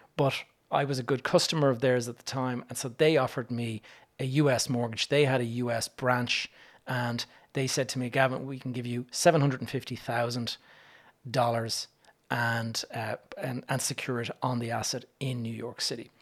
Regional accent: Ireland; me as an Irish person

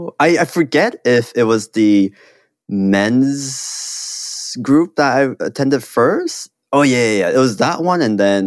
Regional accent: South Korea; also born or lived in Hong Kong; I grew up in Korea and Hong Kong, and I have, like, very stereotypically Korean parents

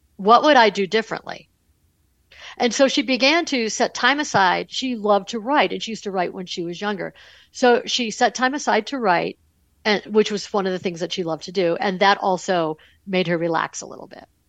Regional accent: Buffalo, New York, United States; I grew up in Buffalo, New York

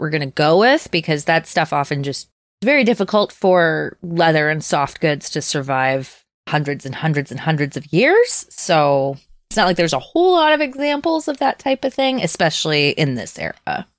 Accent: Minnesota, United States; growing up in Minnesota, We have ten thousand fucking lakes

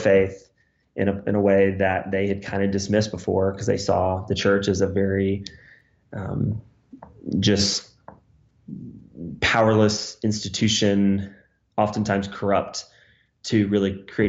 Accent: United States; I'm the American

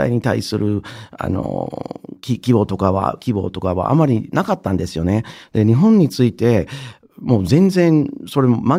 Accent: Indiana / Michigan, Midwest, United States; Japanese is a second language; moved away as an adult; also born or lived in Wisconsin, United States / Japan; 私はアメリカの中西部の人です。。あの生まれたのがインディアナ州のはい、あの北の方にある小さい大学の町なんですけれども、えー、中学校高学年の時にあのミシガン州に引っ越して、でまたミシガン州に、えー、大学院に入るために戻って

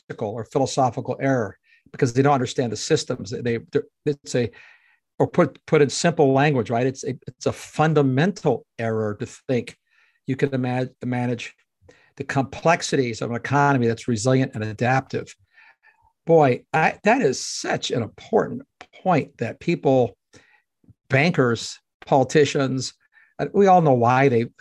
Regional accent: Canada; myself being a Canadian

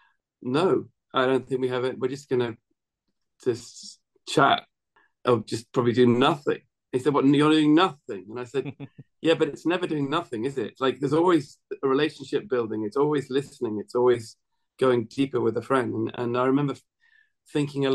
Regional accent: Scottish Borders, Scotland, United Kingdom; I was brought up in the Scottish borders where they have these long vowels

